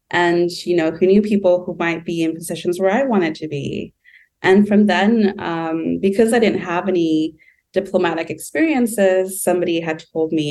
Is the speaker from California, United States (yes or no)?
yes; Southern California, United States; also born or lived in Bay Area, California; I'm from Southern California. I come from Mexican migrant parents.